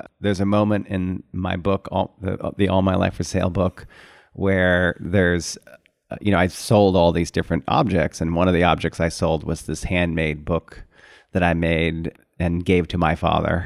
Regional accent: Syracuse, New York, United States; moved away; I grew up in Syracuse, New York

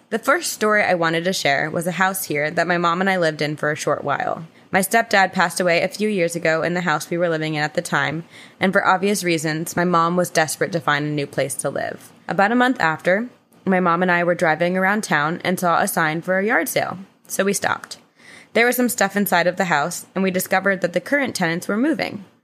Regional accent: St. Augustine, Florida, United States; I'm 21 and I'm from St. Augustine, Florida, where uh, infamously Corinne's pirate boyfriend Andrew is from.

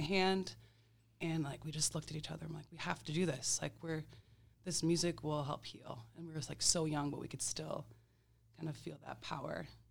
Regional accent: Green Bay, Wisconsin, United States; also born or lived in Montreal, Canada; now in Milwaukee, United States; I was born in Green Bay, Wisconsin.

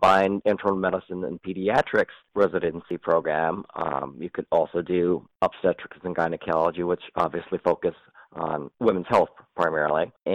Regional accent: Ann Arbor, Michigan, United States; also born or lived in Cincinnati, Ohio; I was born and raised in Ann Arbor, Michigan

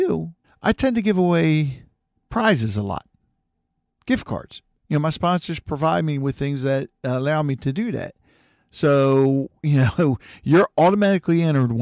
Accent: Harford County, Maryland, United States; I grew up here in Harford County.

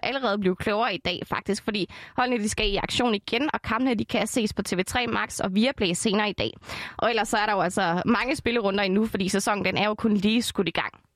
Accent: Esbjerg, Southern Denmark, Denmark; Esbjerg. Det er min hjemby.

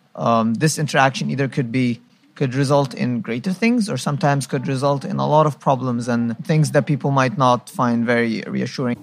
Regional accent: Egypt; now in Qatar; I'm from Egypt

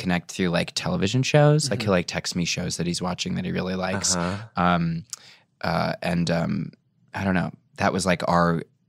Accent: Indiana, United States; also born or lived in Chicago, Illinois; I grew up in Chicago, and then we moved to Indiana when I was like six.

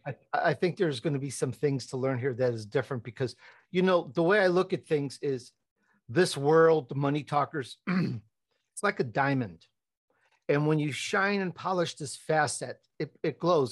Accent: Chicago, Illinois, United States; accent: Chicago; also born or lived in Italy; I was born in Italy, but I grew up in Chicago, and though sometimes my Chicago comes out

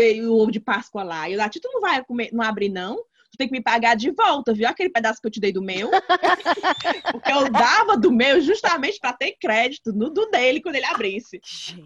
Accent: Brazil; moved away; eu sou brasileira, Brasília

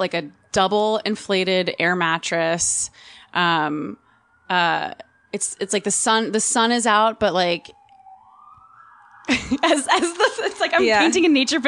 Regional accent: New Jersey, United States; I'm an Italian from Jersey

